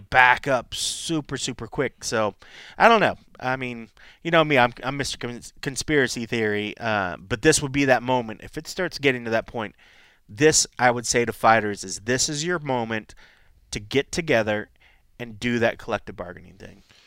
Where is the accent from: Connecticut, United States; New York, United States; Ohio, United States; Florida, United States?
Ohio, United States; Columbus; now in Las Vegas, United States; Columbus is being my hometown